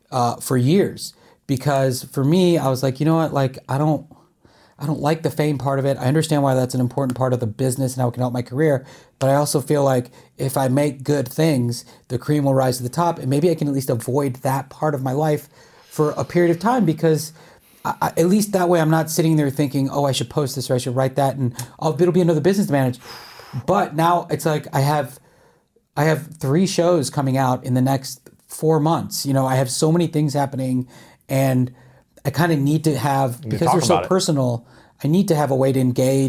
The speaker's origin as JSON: {"language": "English", "town": "Charlotte", "region": "North Carolina", "country": "United States", "moved": "yes", "lives_now": "Los Angeles, United States", "said": "I'm from Charlotte."}